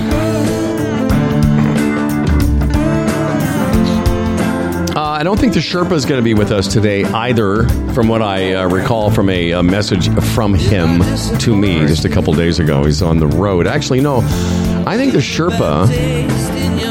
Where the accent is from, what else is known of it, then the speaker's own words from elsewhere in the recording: Moose Jaw, Saskatchewan, Canada; We grew up in Moose Jaw together